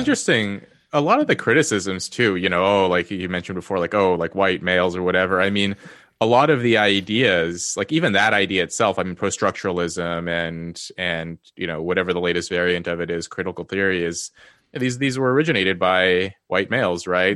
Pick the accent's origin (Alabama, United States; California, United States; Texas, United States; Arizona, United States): California, United States; Los Angeles; also born or lived in Yale; now in Cambridge, United Kingdom; I was born into poverty in Los Angeles.